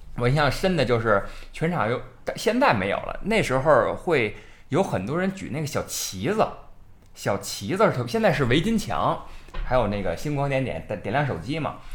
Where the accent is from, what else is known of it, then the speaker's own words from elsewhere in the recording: Beijing, China; 我呢，这个住址呢，就是老南城人啊，这个磁器口一带长大的